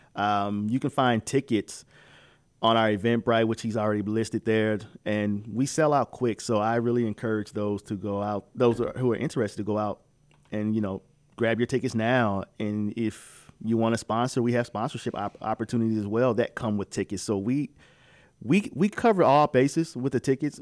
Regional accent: Midwest, United States; moved away; I'm from the Midwest

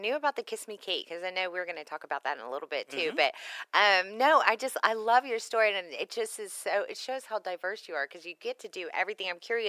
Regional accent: Texas, United States; as a Texan, I'm always like, dang, that must have been tough for you.

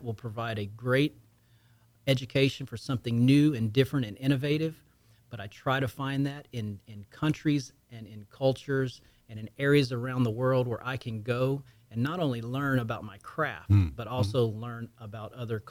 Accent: Lake Charles, Louisiana, United States; moved away as an adult; now in Houston, United States; I am from the deep south of Louisiana, Cajun country, but more southwest Louisiana, Lake Charles and south of Lake Charles. That's my hometown, my home area. That's where I was born and raised

